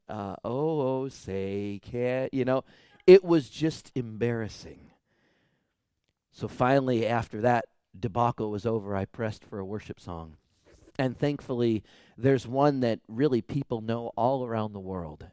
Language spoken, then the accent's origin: English; United States; us American Christians